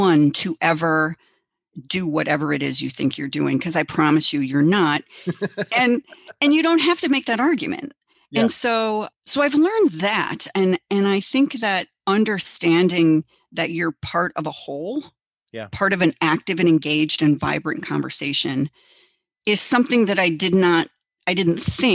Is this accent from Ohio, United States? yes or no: no; Chicago, Illinois, United States; now in Minnesota, United States; I grew up in Chicago